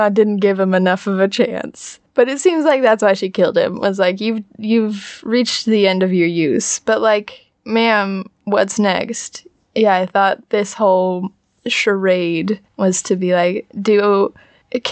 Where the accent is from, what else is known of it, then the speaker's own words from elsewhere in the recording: United States; I'm an American